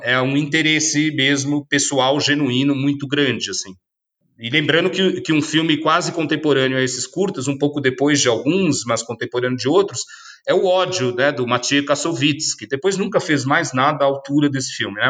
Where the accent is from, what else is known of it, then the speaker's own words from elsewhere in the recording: São Paulo, Brazil; also born or lived in ABC Paulista; Eu, como paulistano, tudo bem, e olha que um como paulistano, que é da Zona Leste, na origem